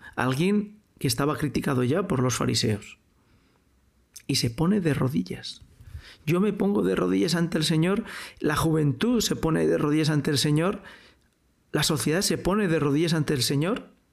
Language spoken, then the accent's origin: Spanish; Spain; Yo soy español, yo hablo español, yo he vivido en un pueblo, yo he crecido en una sociedad